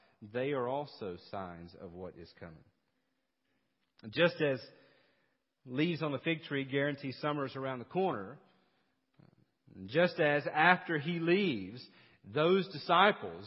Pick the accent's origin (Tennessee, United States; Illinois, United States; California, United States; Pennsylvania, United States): Tennessee, United States; East; now in South Carolina, United States; growing up in East Tennessee